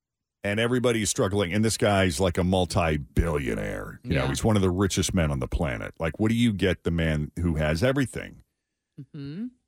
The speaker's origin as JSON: {"language": "English", "region": "New England", "country": "United States", "tie": "born or raised there", "also_born_or_lived": "Florida", "said": "I missed those white Christmases that I was used to growing up in New England."}